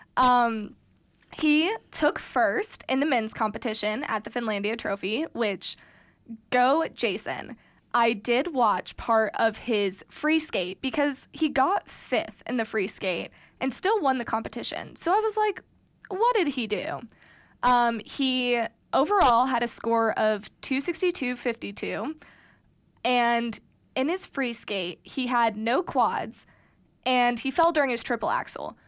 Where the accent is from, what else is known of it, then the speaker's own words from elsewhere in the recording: Missouri, United States; I'm originally from Missouri